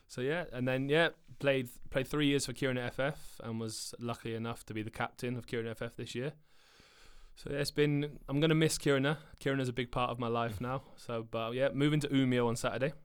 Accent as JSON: {"language": "English", "area": "Cornwall", "region": "South West England", "country": "United Kingdom", "tie": "born or raised there", "moved": "as an adult", "lives_now": "Sweden", "said": "I didn't like to leave my hometown. Like I, I live in Cornwall, which is the most southern part of England"}